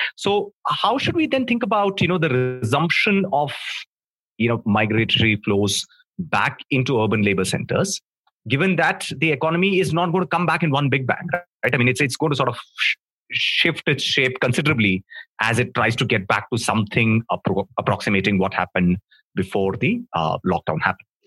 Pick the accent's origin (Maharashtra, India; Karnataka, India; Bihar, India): Maharashtra, India; Mumbai; you and I come from Mumbai